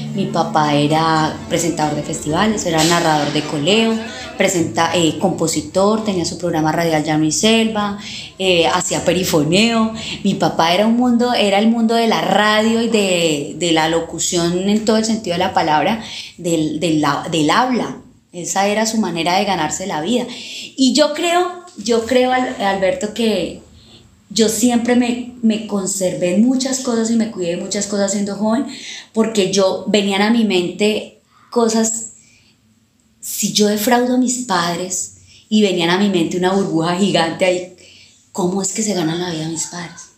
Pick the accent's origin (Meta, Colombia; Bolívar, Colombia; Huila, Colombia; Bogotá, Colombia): Meta, Colombia; Villavicencio; Nací aquí en el barrio San Benito, en la ciudad de Villavicencio, en la casa de mi abuelita